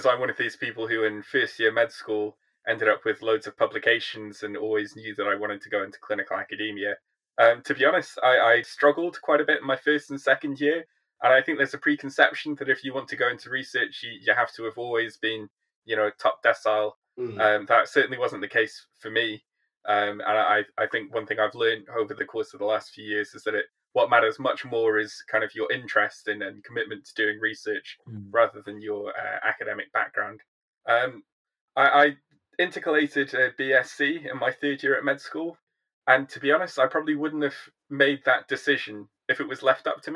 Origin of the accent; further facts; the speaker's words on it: Welsh, Wales, United Kingdom; moved away as an adult; also born or lived in London; now in Newcastle, United Kingdom; I'm a Welsh Iraqi